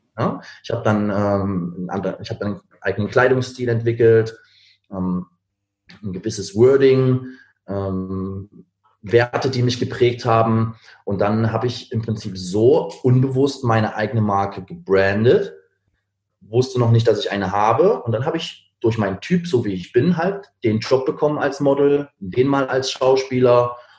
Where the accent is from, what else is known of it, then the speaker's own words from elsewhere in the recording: Berlin, Germany; Ich komme eigentlich aus Berlin